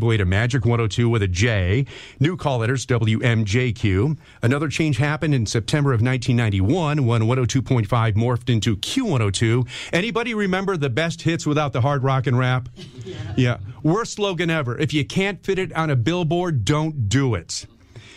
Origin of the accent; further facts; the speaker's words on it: Hornell, New York, United States; growing up in Hornell, New York